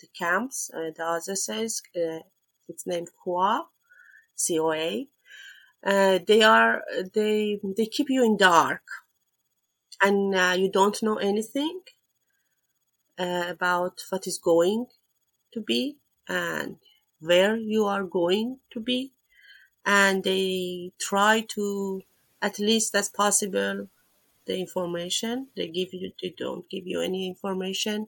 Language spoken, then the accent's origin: English; Iran; moved away as an adult; now in Netherlands; I come from Iran. I have been living in the Netherlands, I think, for 6 years now. I came here as a refugee